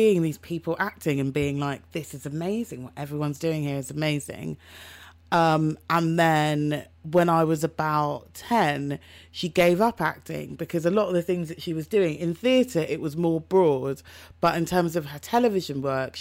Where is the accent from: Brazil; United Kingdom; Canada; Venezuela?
United Kingdom; London; I'm a girl from South London.